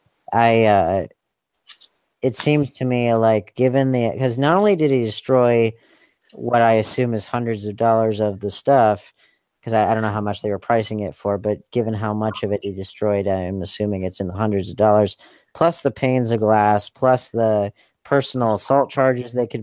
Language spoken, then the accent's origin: English; Charlotte, North Carolina, United States; independent filmmaker from Charlotte, North Carolina